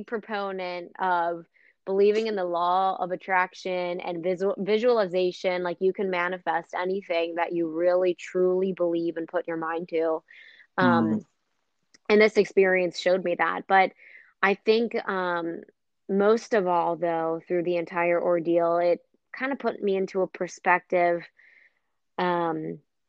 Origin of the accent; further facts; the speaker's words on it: Cincinnati, Ohio, United States; also born or lived in Rochester, Minnesota / Indianapolis; I'm actually from Cincinnati, and I live in Cincinnati now